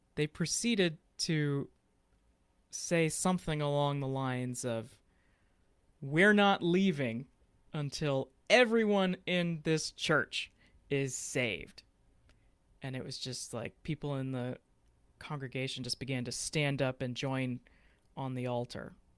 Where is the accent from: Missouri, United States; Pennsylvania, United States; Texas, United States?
Texas, United States; Fort Worth; I'm from Fort Worth, Texas